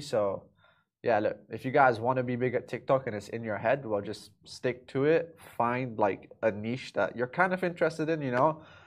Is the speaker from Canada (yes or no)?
no; Dubai, United Arab Emirates; also born or lived in London; my whole life I've been in Dubai. You know, born and raised here